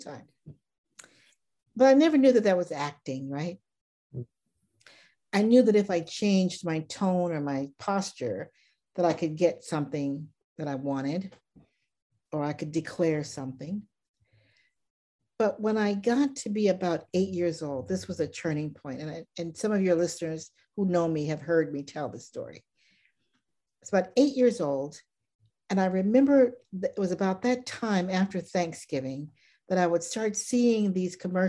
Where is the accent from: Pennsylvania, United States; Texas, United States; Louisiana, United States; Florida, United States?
Louisiana, United States; Baton Rouge; I grew up in Baton Rouge, Louisiana